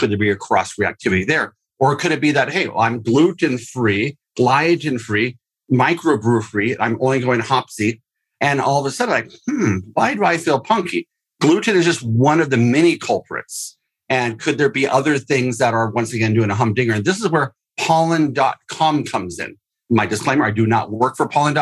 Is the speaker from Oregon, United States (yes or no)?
yes; Oregon, United States; I'm from Oregon, microbrew capital of the world, or at least our state